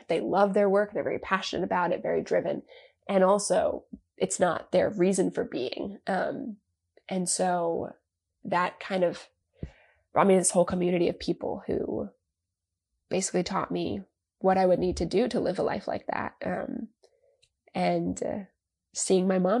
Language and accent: English; Long Island, New York, United States; can you tell I'm from Long Island? I say Florida instead of Florida